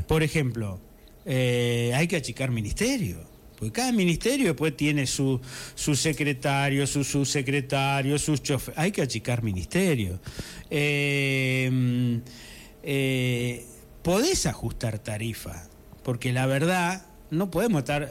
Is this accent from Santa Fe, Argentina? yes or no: yes; Cañada de Gómez, Santa Fe, Argentina; also born or lived in Correa; yo mm, soy de Cañada de Gómez, pero un poco también de Correa, porque yo me crié hasta los 19 años en un campo que estaba justo, que mi papá alquilaba ahí, eh, justo entre Cañada de Gómez y Correa